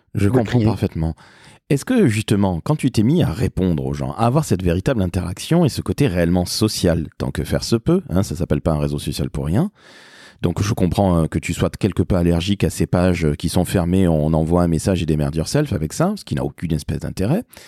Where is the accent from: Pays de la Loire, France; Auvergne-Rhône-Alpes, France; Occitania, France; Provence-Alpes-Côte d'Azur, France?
Occitania, France; Toulouse; moved away; also born or lived in Paris; chez moi à Toulouse, dont je suis originaire